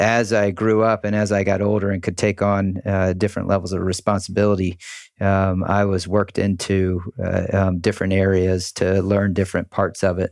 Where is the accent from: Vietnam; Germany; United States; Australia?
United States; Charleston, South Carolina; I grew up in Charleston, South Carolina. Uh, we moved to, to Charleston when I was four years old.